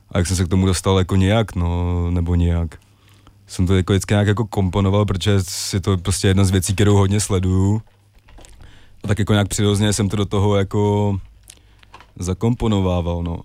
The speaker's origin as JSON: {"language": "Czech", "region": "Prague", "country": "Czechia", "tie": "born or raised there", "said": "jsem jako vyrůstal mm, většinu ho děsí ve Strašnicích"}